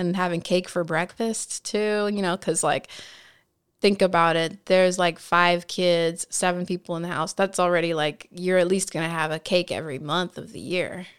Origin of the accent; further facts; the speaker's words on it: Nebraska, United States; also born or lived in California; now in Washington, D.C., United States; I spent, like, my most impressionable years in the Midwest